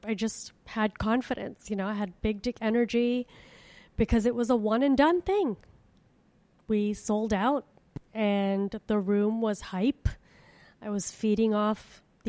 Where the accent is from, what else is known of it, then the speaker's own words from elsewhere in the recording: Miami, Florida, United States; which is my hometown. And so I emailed the Miami Improv